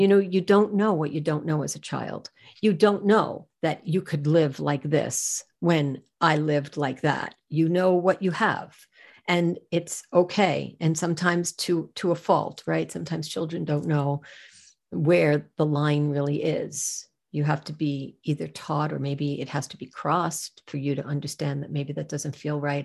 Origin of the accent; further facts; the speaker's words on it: New York, United States; I'm from New York